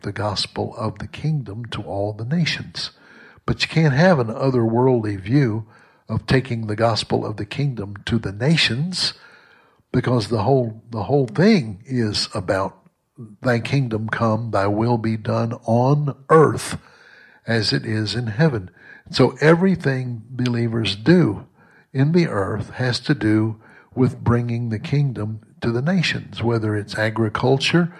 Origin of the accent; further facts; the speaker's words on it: Southwest Mississippi, United States; I was raised in Southwest Mississippi